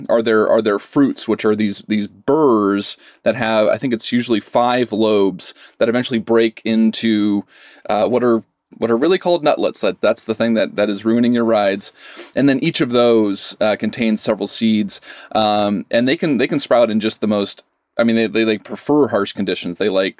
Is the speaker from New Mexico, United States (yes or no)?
no; Pocatello, Idaho, United States; I grew up in Southeast Idaho, Pocatello, and Moab was a place that we often went to for vacations.